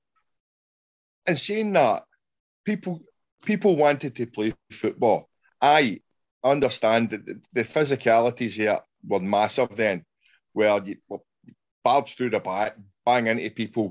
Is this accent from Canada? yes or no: no; Glasgow, Scotland, United Kingdom; I grew up in Glasgow